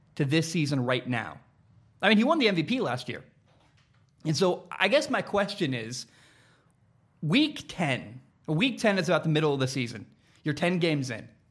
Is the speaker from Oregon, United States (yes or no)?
yes; Portland, Oregon, United States; moved away; growing up in the Portland area